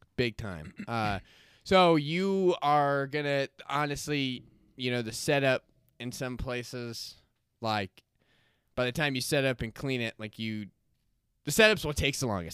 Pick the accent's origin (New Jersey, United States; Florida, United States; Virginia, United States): Florida, United States; moved away; I grew up in Florida, went to S N U, and, um, got trapped here, landlocked